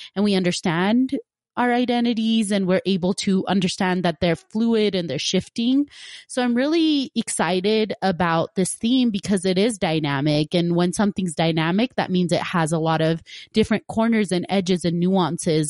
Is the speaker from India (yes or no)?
yes; Punjab, India; moved away; I'm originally from Punjab, India